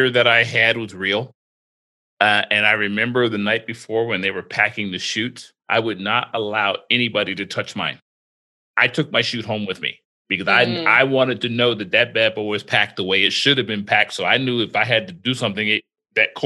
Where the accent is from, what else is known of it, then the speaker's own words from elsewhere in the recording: Florida, United States; Growing up in Florida